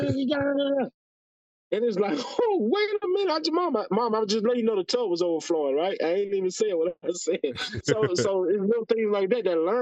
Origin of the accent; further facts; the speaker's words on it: the South, United States; moved away; I was from the South